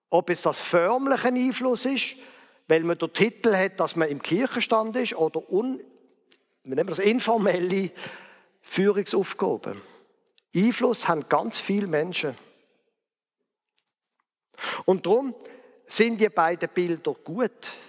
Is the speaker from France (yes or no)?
no; Basel, Basel-Stadt, Switzerland; Zum Beispiel in Basel, wo ich aufgewachsen bin.